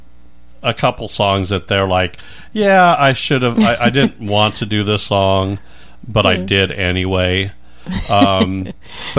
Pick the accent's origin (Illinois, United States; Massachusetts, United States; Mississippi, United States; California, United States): California, United States; moved away; I was from California